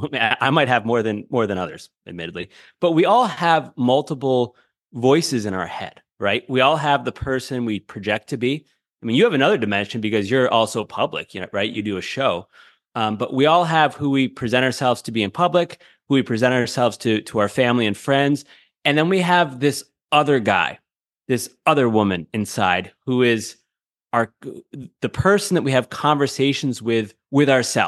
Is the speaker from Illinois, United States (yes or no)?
no; Syracuse, New York, United States; You know, I'm a kid from Central New York, Syracuse, New York.